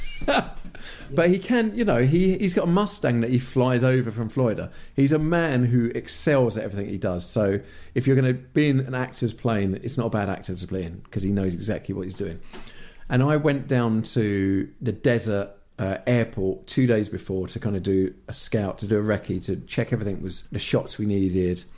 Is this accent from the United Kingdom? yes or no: yes; United Kingdom; moved away as an adult; I'm very British